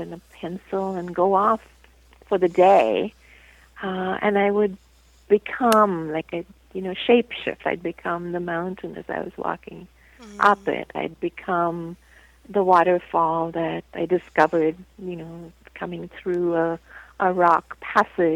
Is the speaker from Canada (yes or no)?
no; India; moved away; I was born and raised in India